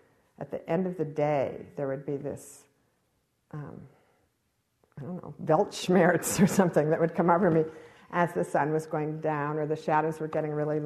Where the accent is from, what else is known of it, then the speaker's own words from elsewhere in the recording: Cambridge, Massachusetts, United States; I grew up in Cambridge, Massachusetts